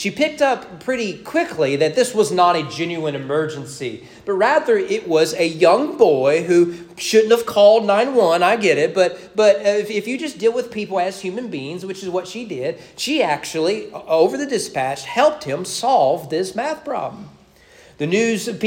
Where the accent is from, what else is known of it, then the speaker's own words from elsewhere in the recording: Owen County, Kentucky, United States; we grew up in Owen County